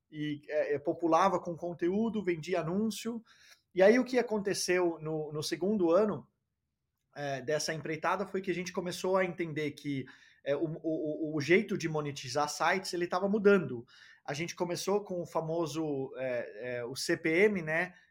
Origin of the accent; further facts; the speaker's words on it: Denmark; also born or lived in Brazil; Eu nasci no Brasil, foi de família dinamarquesa norueguesa, é, mas eu fui criado, fui para a Dinamarca logo cedo na vida, com quatro anos de idade, cresci na Dinamarca, fui escolarizado na Dinamarca, fiz faculdade na Dinamarca